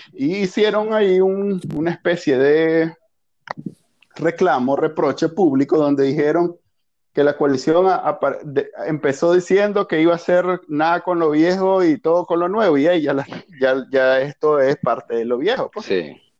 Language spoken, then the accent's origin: Spanish; Nicaragua; somos nicas